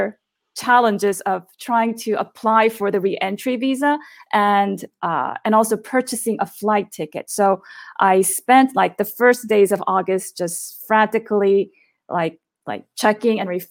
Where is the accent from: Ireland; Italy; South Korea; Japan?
South Korea; now in Chengdu, China; I'm actually originally from South Korea. My family lives there, but I teach in Chengdu, China.